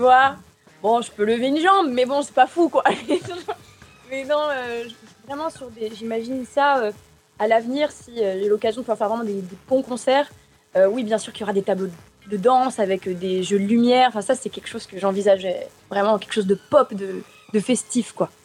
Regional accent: Arles, Provence-Alpes-Côte d'Azur, France; je suis née donc à Arles, tu en as parlé, mais c'est vrai que j'ai toujours baigné dans une culture très hispanique, avec les ferias

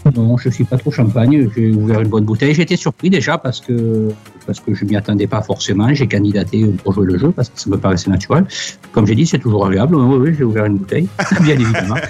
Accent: Sainte-Cécile-les-Vignes, Provence-Alpes-Côte d'Azur, France; moved away as an adult; also born or lived in Occitanie; now in Douala, Cameroon; je suis natif euh, d'un petit village à côté de ce petit village qui s'appelle Sainte-Cécile-les-Vignes

